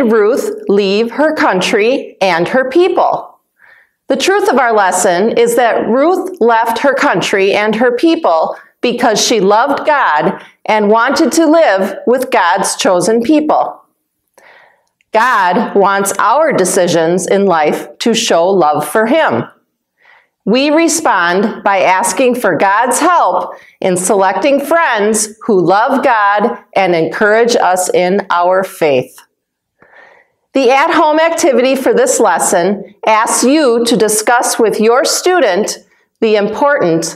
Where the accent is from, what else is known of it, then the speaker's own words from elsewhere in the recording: Wisconsin, United States; moved away as an adult; also born or lived in Africa; I was born and raised in Wisconsin, but I lived in Africa when my husband was a missionary there. And then we moved back to Wisconsin